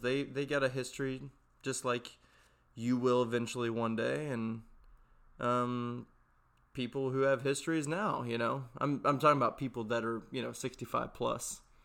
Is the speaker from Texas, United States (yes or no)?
yes; Texas, United States; I'm from Texas